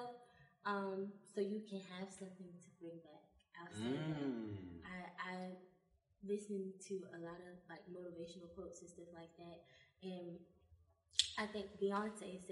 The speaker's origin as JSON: {"language": "English", "town": "Newton", "region": "Mississippi", "country": "United States", "tie": "born or raised there", "also_born_or_lived": "Jackson, Mississippi", "said": "she put me in our local theater in my hometown, Newton, Mississippi"}